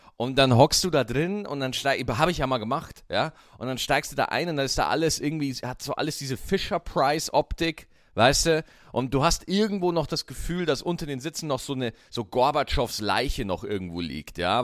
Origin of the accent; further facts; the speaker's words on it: Berlin, Germany; als Berliner, Berlin ist so eine geile Stadt